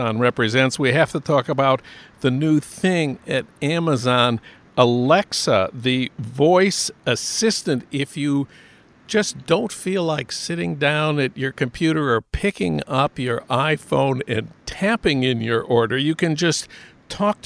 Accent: St. Paul, Minnesota, United States; my hometown of St. Paul

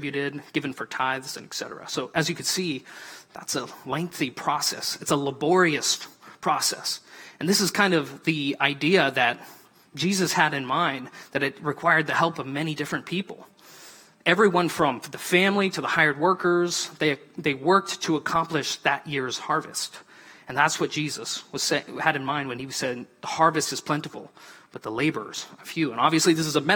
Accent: Montana, United States; I'm from Montana

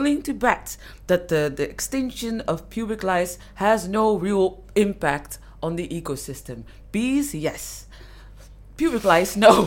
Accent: Netherlands; I grew up, I was born and raised in the Netherlands

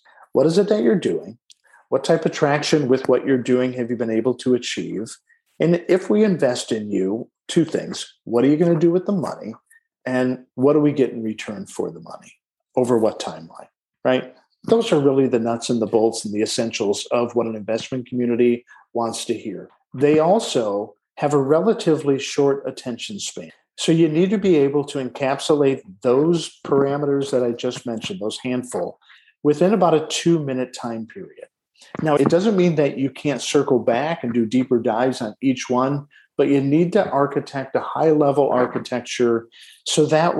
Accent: Detroit, Michigan, United States; born there; I was born in Detroit, Michigan, in the shadow of a Ford manufacturing plant's smokestack, as my mother likes to say.

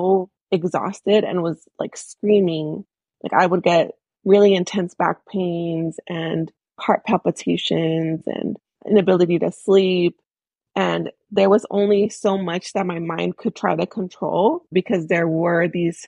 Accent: Bay Area, California, United States; also born or lived in Michoacán, Mexico; I'm an immigrant myself from Michoacán, Mexico. I grew up in the Bay Area

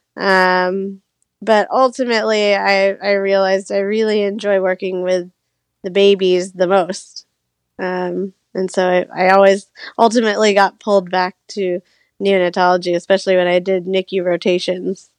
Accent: Orlando, Florida, United States; moved away as an adult; I grew up in Orlando, so I always knew I wanted to come back

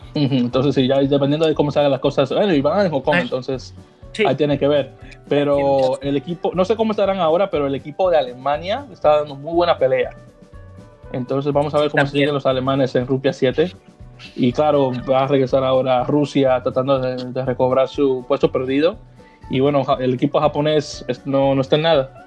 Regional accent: Dominican Republic; now in United States; como dominicano

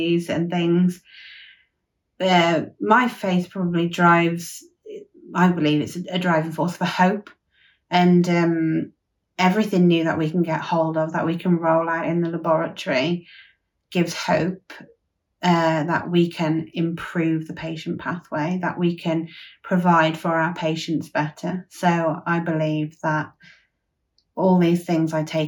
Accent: Withington, West Midlands, United Kingdom; I'm from Withington, a small village in Herefordshire

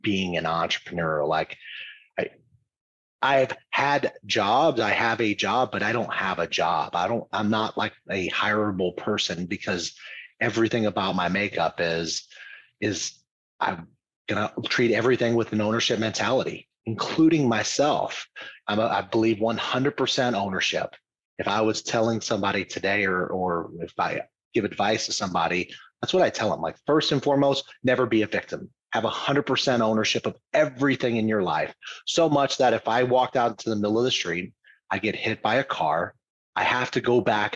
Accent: Louisiana, United States; moved away as an adult; also born or lived in Dallas, Texas; I grew up in Louisiana.

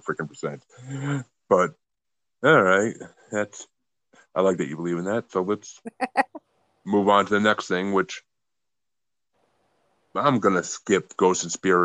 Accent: New York, United States; I mean, I'm from New York, so New Jersey's not that far off.

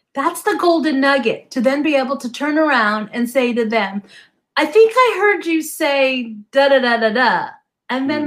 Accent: New Jersey, United States; now in Southern California, United States; I grew up in New Jersey

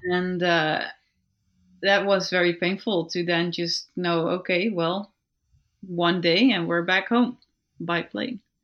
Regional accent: Netherlands; we're from the Netherlands and Belgium

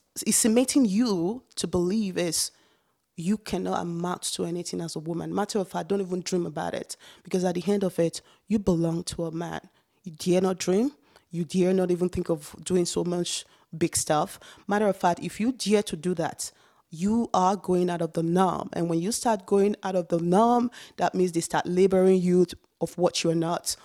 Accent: Nigeria; born or raised there; moved away as an adult; now in Canada

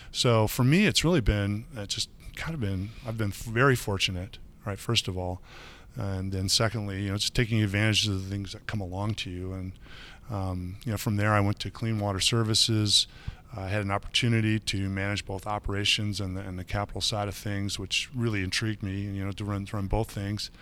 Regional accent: Michigan, United States; now in Chicago, United States; I grew up on the other side of the lake. I grew up in Michigan

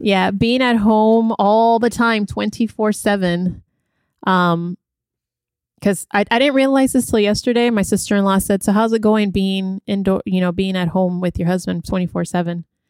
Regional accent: California, United States; I grew up in California

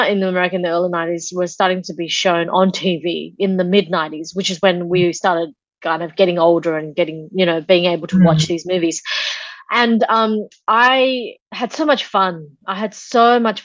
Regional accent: Australia; also born or lived in Taiwan; the years in which we immigrated from Taiwan to Australia. So maybe, and I was like 4 or 5 years old

